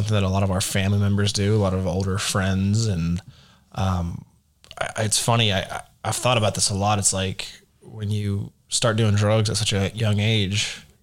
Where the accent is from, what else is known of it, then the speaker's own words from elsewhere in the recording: Dallas, Texas, United States; Born in Dallas